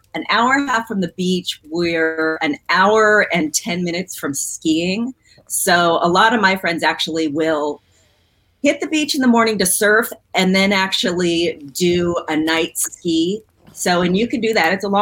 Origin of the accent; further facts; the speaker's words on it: San Francisco Bay Area, Marin County, California, United States; moved away as an adult; also born or lived in Scottsdale, Arizona; now in Portland, United States; I grew up in the San Francisco Bay Area in Marin County